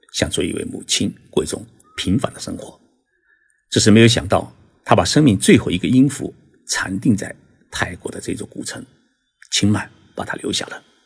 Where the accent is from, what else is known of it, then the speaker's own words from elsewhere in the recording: China; 我们中国人